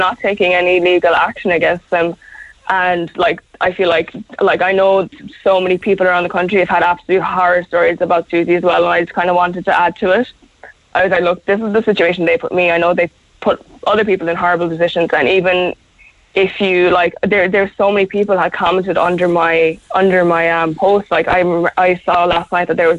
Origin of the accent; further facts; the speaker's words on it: South Kerry, Munster, Ireland; moved away as an adult; also born or lived in Cork; I'm from Carcelline down in South Kerry, like, so I had to travel from Cork to Kerry every weekend